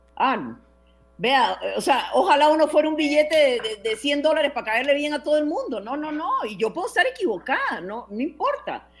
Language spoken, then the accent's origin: Spanish; Costa Rica